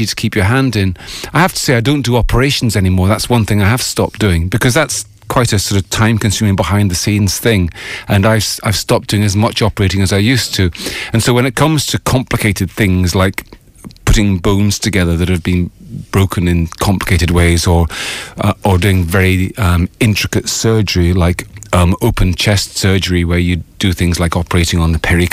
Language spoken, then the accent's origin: English; Fife, Scotland, United Kingdom; moved away as an adult; now in Ireland; I grew up in an area called the Kingdom of Fife